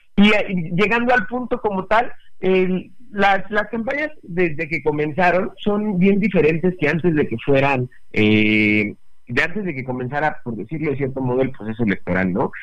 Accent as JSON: {"language": "Spanish", "country": "Mexico", "said": "como buenos mexicanos y que nos encantan los simbolismos"}